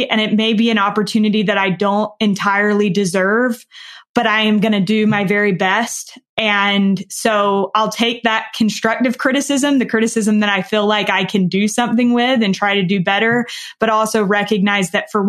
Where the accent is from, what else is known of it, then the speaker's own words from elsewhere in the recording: the South, United States; And I am from the South. I do speak slower and I probably don't speak perfectly.